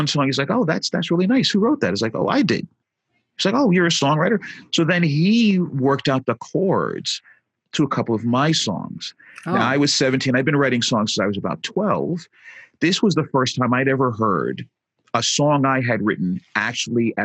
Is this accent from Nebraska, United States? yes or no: no; New York City, New York, United States; moved away; also born or lived in Jersey Shore, New Jersey; I'm a New Yorker. I was born and raised in Brooklyn.